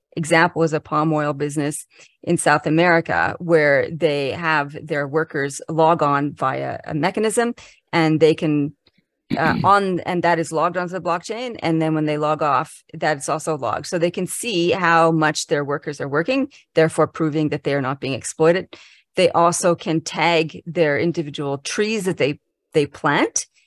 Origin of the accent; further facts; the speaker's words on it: Canada; now in Canberra, Australia; I'm Canadian originally, so, but I've been living in Australia since nineteen ninety-six.